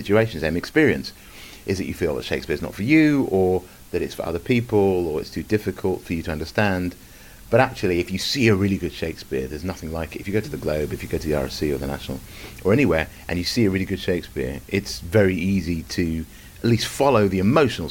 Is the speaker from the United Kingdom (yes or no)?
yes; Stevenage, East of England, United Kingdom; moved away as an adult; also born or lived in London; I was brought up in Hertfordshire, in Stevenage.